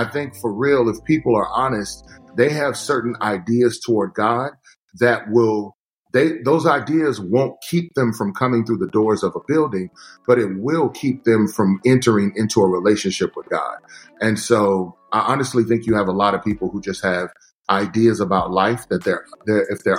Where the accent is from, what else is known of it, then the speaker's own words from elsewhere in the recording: Texas, United States; growing up in Texas